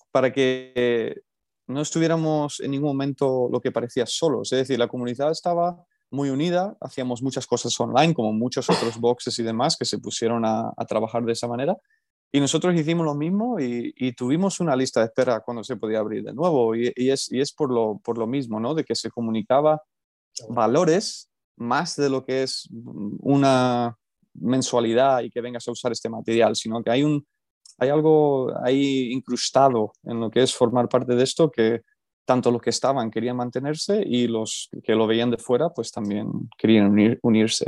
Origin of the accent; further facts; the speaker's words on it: California, United States; moved away as an adult; also born or lived in Extremadura, Spain; now in Alcalá de Henares, Spain; yo soy originalmente de California, nací allí, me crié allí, fui al instituto allí, fui a la universidad allí